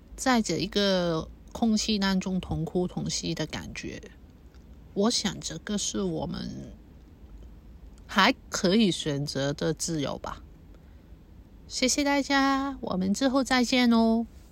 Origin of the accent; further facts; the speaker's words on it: Hong Kong; first language Cantonese; Chinese is a second language; 我是在这边出生，成长